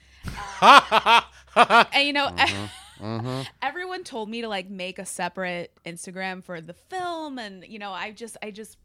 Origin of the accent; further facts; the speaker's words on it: Chicago, Illinois, United States; I'm from Chicago